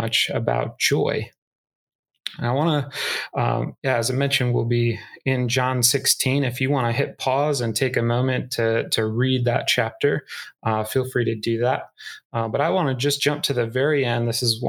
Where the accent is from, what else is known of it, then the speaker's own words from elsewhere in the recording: Northern Iowa, United States; moved away; I grew up in Northern Iowa